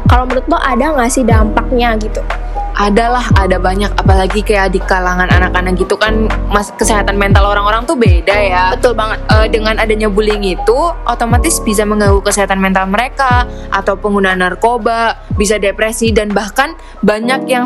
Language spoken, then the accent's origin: Indonesian; Purwokerto, Central Java, Indonesia; gue asli Purwokerto aja sih